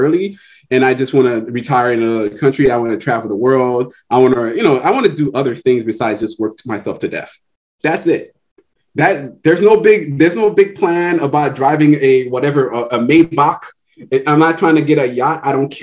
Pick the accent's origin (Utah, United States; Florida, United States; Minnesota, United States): Florida, United States; Miami-Dade; I grew up in Miami-Dade